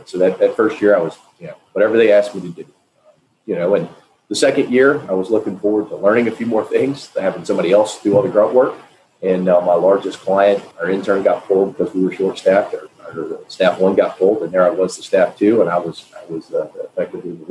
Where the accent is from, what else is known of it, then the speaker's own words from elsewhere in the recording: Nashville, Tennessee, United States; I'm from Nashville, Tennessee, grew up here